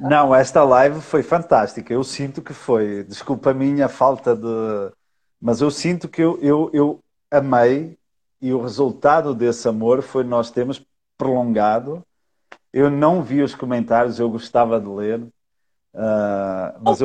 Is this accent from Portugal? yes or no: yes; Portugal; moved away as an adult; now in Brazil; eu sou português